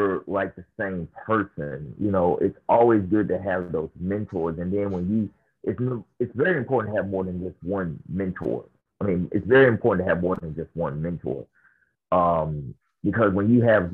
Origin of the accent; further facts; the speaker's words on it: Memphis, Tennessee, United States; now in New Orleans, United States; I'm from Memphis